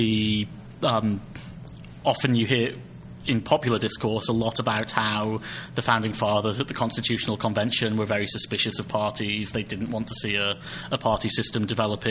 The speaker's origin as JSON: {"language": "English", "country": "United Kingdom", "said": "speaking as a Brit"}